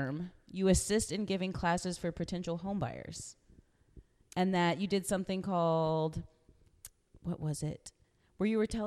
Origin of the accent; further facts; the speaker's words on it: Corpus Christi, Texas, United States; I'm from Corpus, right? And I've always loved Corpus my whole life